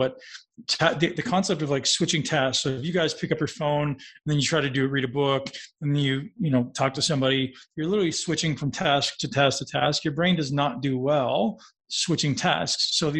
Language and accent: English; Toronto, Ontario, Canada; I lived in a big city. I grew up in Toronto. I was riding the bus.